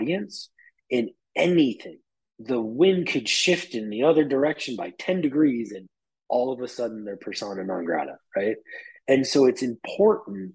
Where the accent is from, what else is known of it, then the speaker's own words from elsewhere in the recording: New York, United States; I'm a New Yorker through and through